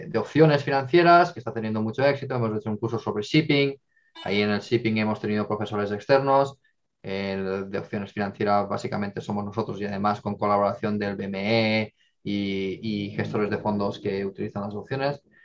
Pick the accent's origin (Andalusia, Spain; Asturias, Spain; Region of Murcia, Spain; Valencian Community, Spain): Valencian Community, Spain; Castellón de la Plana; moved away; also born or lived in Madrid; yo soy de Castellón